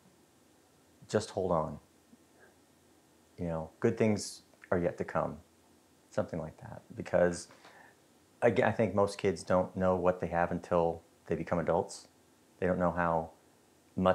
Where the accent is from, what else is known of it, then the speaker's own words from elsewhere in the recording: North Pole, Alaska, United States; moved away as an adult; also born or lived in Iceland; I grew up in North Pole, Alaska